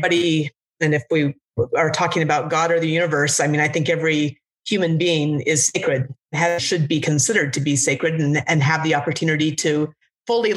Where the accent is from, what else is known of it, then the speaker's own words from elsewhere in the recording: Alaska, United States; also born or lived in Washington State; now in Washington, United States; I grew up in Alaska